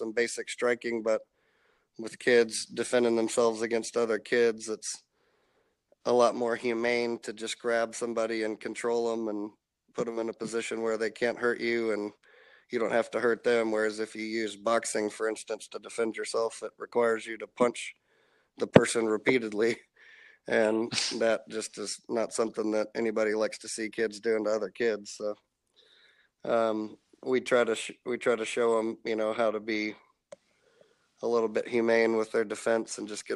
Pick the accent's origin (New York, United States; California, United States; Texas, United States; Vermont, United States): Texas, United States; Arlington; Arlington, Texas, which is my hometown that I grew up